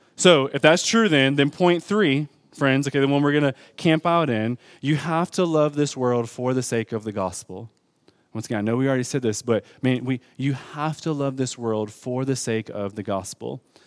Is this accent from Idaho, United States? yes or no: no; Detroit, Michigan, United States; I'm from Detroit Public School Systems